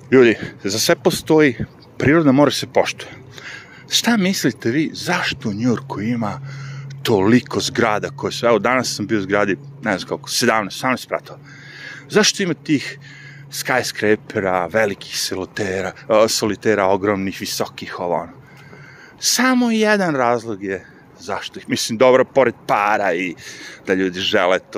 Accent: Višegrad, Republika Srpska, Bosnia & Herzegovina; moved away; pošto sam odrastao u Višegradu

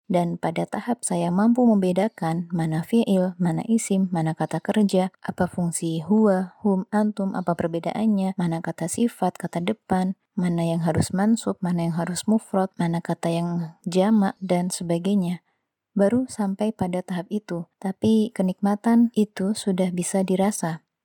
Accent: Java, Indonesia; Saya pernah merasakan belajar bahasa Jawa di pelajaran sekolah, tentu karena saya orang Jawa.

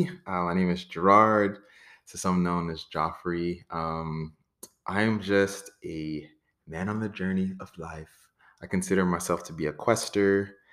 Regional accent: Florida, United States; also born or lived in Brooklyn, New York; Born in Brooklyn, New York, family's Trinidadian, kind of grew up in South Florida.

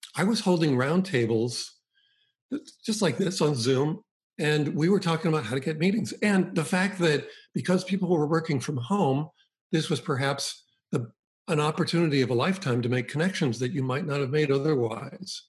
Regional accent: Boston, Massachusetts, United States; I grew up in the Boston area

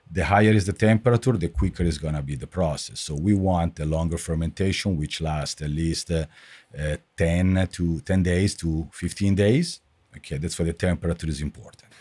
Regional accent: Italy; moved away as an adult; I grew up in Italy. I finished my study in in Italy. I worked in Italy

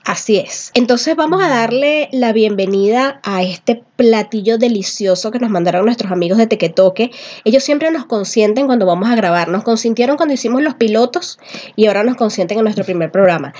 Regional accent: Venezuela; now in Peru; Somos venezolanos, pero vivimos en Perú

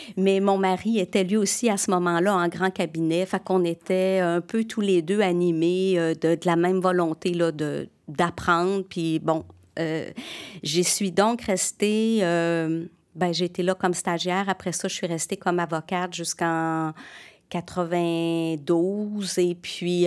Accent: Chambly, Quebec, Canada; also born or lived in Sherbrooke, Quebec; je suis née à Sherbrooke

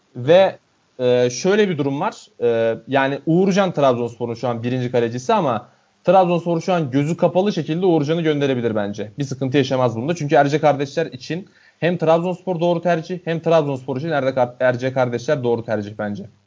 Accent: Denizli, Turkey; born or raised there

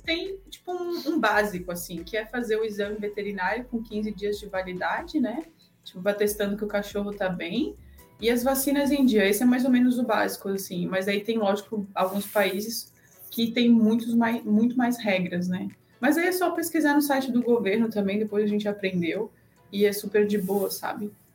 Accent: Blumenau, Santa Catarina, Brazil; moved away; a gente é de Santa Catarina, né? Cidadezinha lá de Blumenau, onde tem a Oktoberfest.

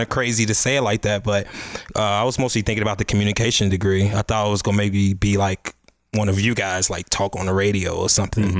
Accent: Chicago, Illinois, United States; I'm from the Chicago, South Side of Chicago, Chatham

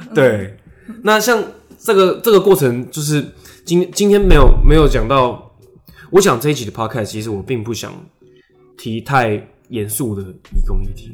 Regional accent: Taiwan; 或是我们台湾人可以怎么做？

